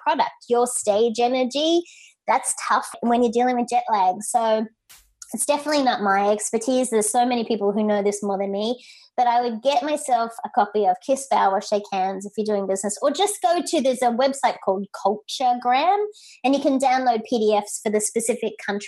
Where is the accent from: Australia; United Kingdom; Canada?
Australia; now in United States; as an Aussie in America, I am a US citizen now